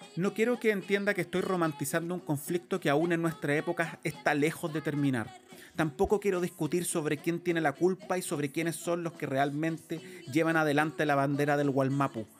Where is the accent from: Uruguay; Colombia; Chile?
Chile; Nuestra relación como chilenos con el pueblo mapuche